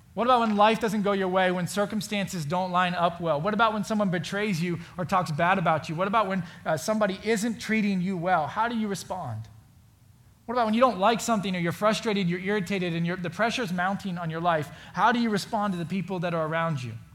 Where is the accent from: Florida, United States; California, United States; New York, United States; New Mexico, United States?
Florida, United States; now in Indiana, United States; I grew up in Florida. I now live in Indiana